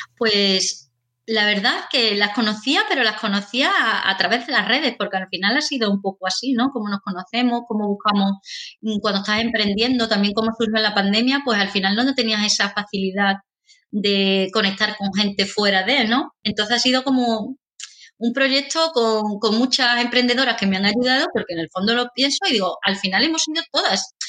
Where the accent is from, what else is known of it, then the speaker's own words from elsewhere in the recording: Seville, Andalusia, Spain; now in Bilbao, Spain; yo soy de Sevilla, pero ahora vivo en Bilbao